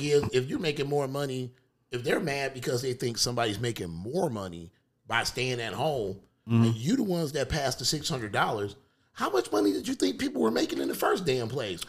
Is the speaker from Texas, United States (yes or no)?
no; Detroit, Michigan, United States; I'm from Detroit